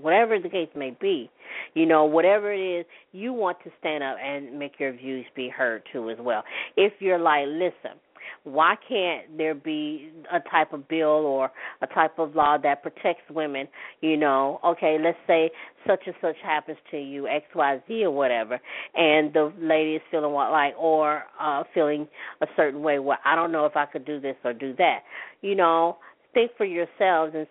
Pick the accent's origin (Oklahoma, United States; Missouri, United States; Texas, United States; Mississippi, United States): Mississippi, United States; Hattiesburg; my hometown city of Hattiesburg